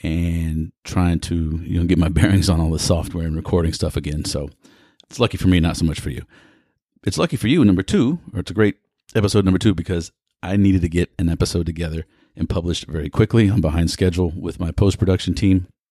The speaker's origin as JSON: {"language": "English", "town": "Houston", "region": "Texas", "country": "United States", "tie": "born or raised there", "said": "coming to you from the energy capital of the world in my hometown, Houston, Texas."}